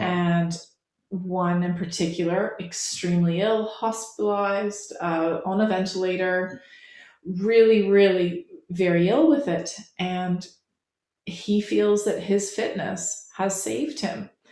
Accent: Canada; moved away as an adult; now in England

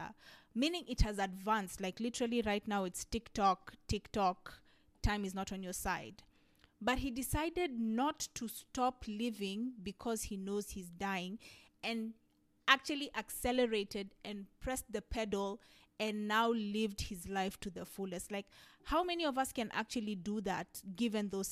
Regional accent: Kenya; a Kenyan sister

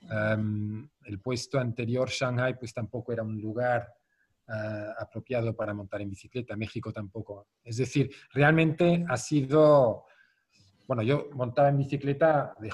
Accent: Zurich, Switzerland; Spanish is a second language; Yo me crié en Zurichberg, que está a 200 metros más alto que el centro de la ciudad de Zurich

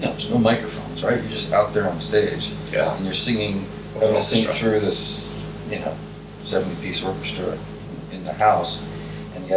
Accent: United States; I'm the American guy

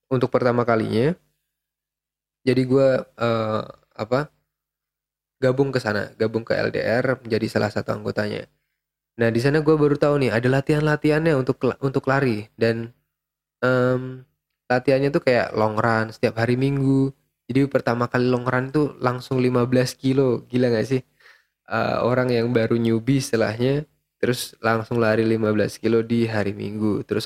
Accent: Yogyakarta, Special Region of Yogyakarta, Indonesia; gue mau pulang kampung gitu kan gue kan dari Jogja

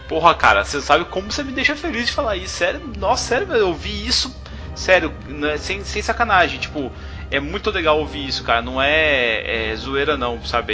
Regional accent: South Region, Brazil; a gente que é mais do sul

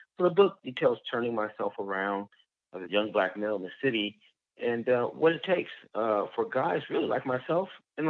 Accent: Los Angeles, California, United States; also born or lived in Compton; growing up in Watts, California, and in Compton.

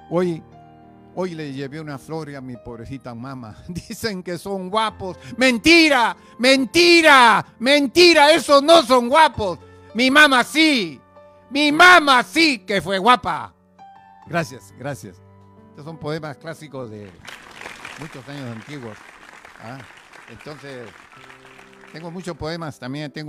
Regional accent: Peru; Buenas. Soy, eh … soy del Perú, pertenezco al club Arimex de Marisela Loesa y a Adela, Asociación de Escritores Latinoamericanos.

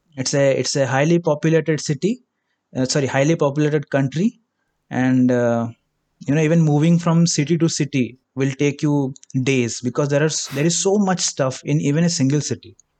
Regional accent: India; I am from India, if you couldn't get it by the accent

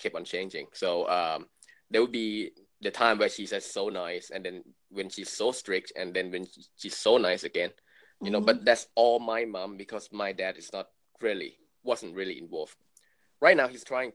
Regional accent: Thailand; moved away; I was born and raised in Thailand

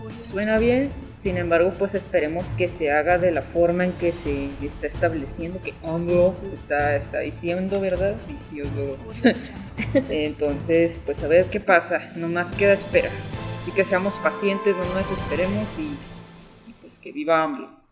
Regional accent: Mexico; como mexicanos

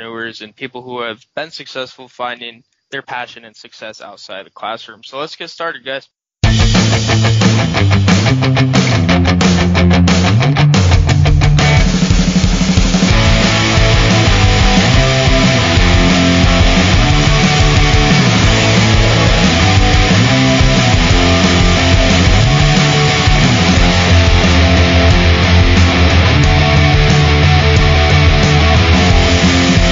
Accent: Binghamton, New York, United States; I grew up in Binghamton all my life

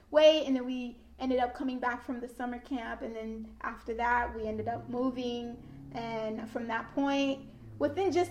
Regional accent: Haiti; now in Florida, United States; ever since I came from Haiti to Florida, I've never been anywhere outside of Florida

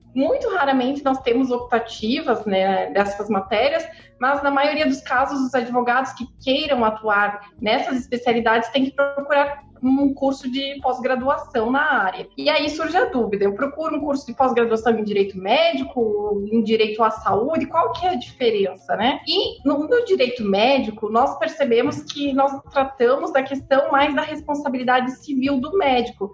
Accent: Curitiba, Paraná, Brazil; Eu sou aqui de Curitiba

